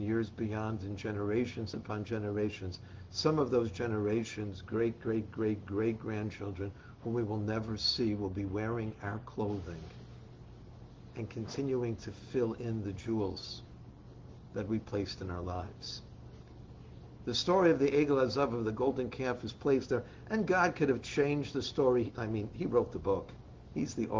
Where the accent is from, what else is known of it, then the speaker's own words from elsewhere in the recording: New York City, New York, United States; I grew up in the Bronx